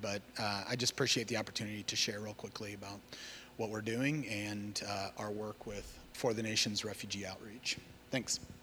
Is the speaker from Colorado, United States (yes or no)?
no; Cedar Rapids, Iowa, United States; moved away as an adult; I grew up in Cedar Rapids, Iowa, and, uh, that's where I'm from originally.